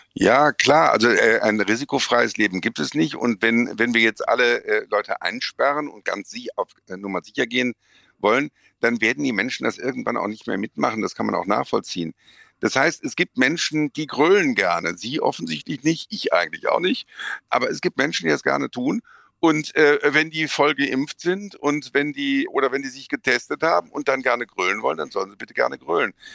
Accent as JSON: {"language": "German", "town": "Bonn", "region": "North Rhine-Westphalia", "country": "Germany", "said": "bin ich kein Kölner, sondern Bonner"}